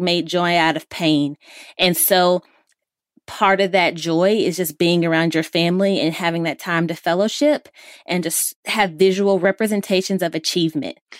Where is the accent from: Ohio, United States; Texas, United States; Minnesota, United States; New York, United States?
Texas, United States; Missouri City; I am from Texas, the greatest place on earth, and the neighborhood I grew up in, in Missouri City